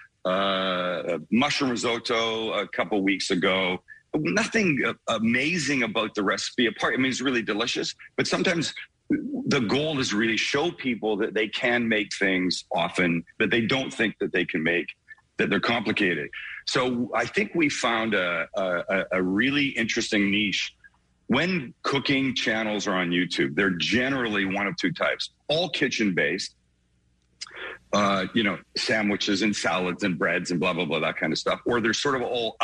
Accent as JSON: {"language": "English", "town": "Vancouver", "region": "British Columbia", "country": "Canada", "tie": "born or raised there", "accent": "Canadian", "said": "I'm from Vancouver, Canada, West Coast, prettiest part of the country, we think."}